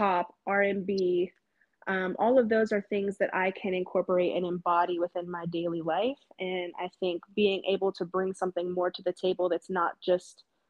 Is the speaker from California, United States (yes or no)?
no; Johnstown, Pennsylvania, United States; now in Pittsburgh, United States; I'm originally from Johnstown, born and raised.